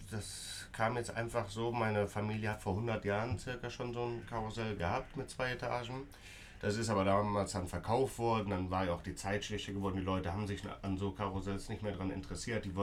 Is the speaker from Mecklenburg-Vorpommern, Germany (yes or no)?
no; Beuel, North Rhine-Westphalia, Germany; bin 29 Jahre alt, komme hier aus Beul, bin Schausteller in siebter Generation